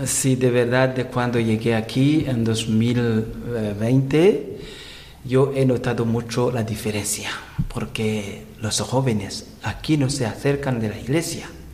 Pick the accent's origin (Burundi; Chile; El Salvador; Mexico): Burundi; Rutana Province; Spanish is a second language; moved away as an adult; now in Dénia, Spain; Yo soy de Burundi, la parte pequeña de África que está al centro este de África y yo soy de la parte sur del país Burundi, que se llama Rutana, provincia y diócesis también Rutana